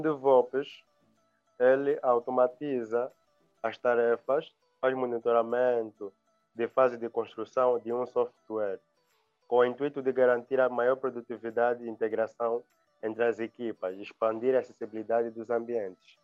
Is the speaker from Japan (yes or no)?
no; Angola; also born or lived in Luanda; sou angolano, vivo em Angola, também em Luanda